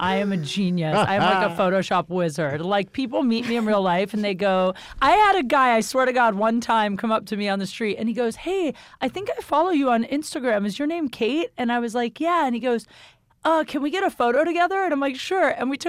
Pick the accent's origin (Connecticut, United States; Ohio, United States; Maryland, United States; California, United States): Ohio, United States